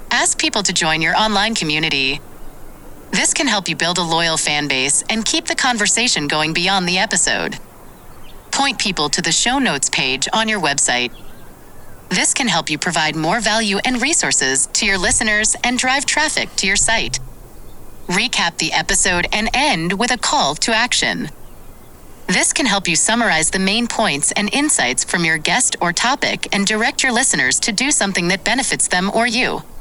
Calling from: Montecito, California, United States

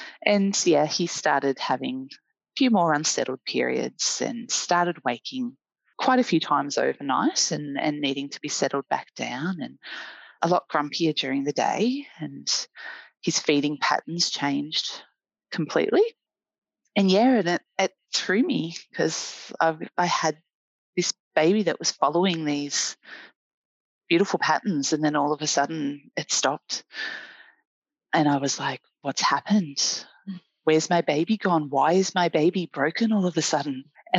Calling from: Melbourne, Victoria, Australia; I'm a volunteer community educator with the Australian Breastfeeding Association and a mum. I'm speaking to you from Melbourne, Victoria, in Wurundjeri country.

